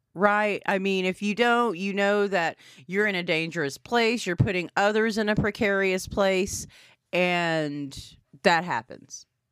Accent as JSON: {"language": "English", "town": "Anadarko", "region": "Oklahoma", "country": "United States", "tie": "born or raised there", "said": "growing up in Fair Anadarko, Oklahoma, seven three oh oh five."}